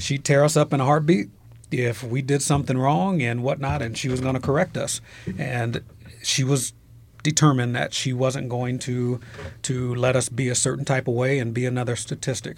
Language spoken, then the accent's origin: English; Trenton, New Jersey, United States; also born or lived in Philadelphia, Pennsylvania; I was born in Trenton, New Jersey